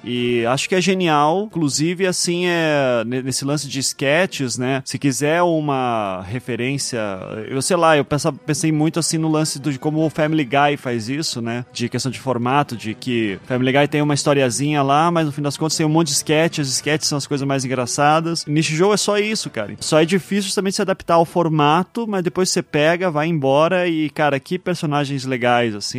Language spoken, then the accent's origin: Portuguese; Curitiba, Paraná, Brazil; eu sou de Curitiba